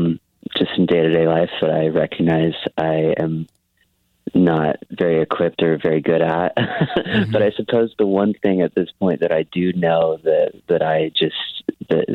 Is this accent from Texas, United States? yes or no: yes; Dallas, Texas, United States; also born or lived in Los Angeles; I'm from Texas, and I lived in Dallas, Fort Worth pretty much my whole life